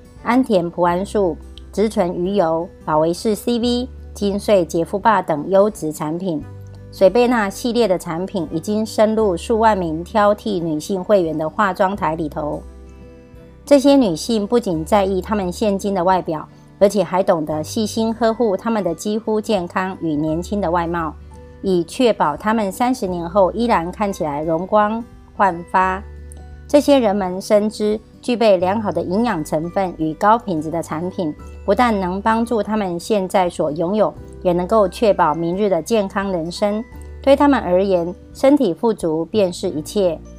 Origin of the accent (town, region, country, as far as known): Miaoli County, Taiwan